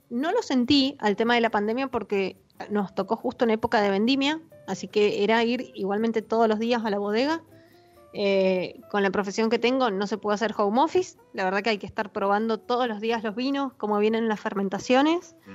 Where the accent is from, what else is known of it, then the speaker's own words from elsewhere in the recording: Mendoza, Argentina; now in San Juan, Argentina; yo, como te decía, soy mendocina y estoy acostumbrada a venir los fines de semana a Mendoza a visitar familia, amigos y demás.